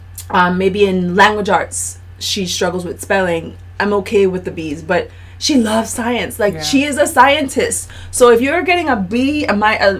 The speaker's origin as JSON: {"language": "English", "country": "U.S. Virgin Islands", "moved": "as an adult", "lives_now": "Puerto Rico", "said": "I'm not from Puerto Rico. I've been here 7 years now. Originally from St. Thomas"}